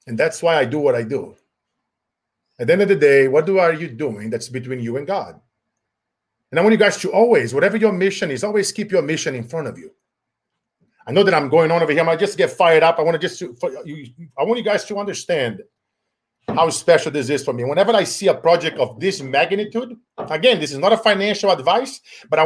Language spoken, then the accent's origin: English; Brazil; now in United States; growing up in Brazil, poor, going on rice for 90 days at a time